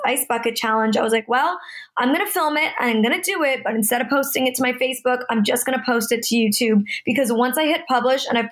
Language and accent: English; Toronto, Ontario, Canada; now in Los Angeles, United States